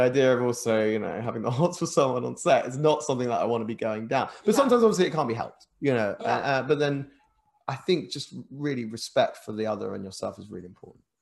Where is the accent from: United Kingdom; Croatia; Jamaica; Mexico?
United Kingdom; England; also born or lived in Japan; an Englishman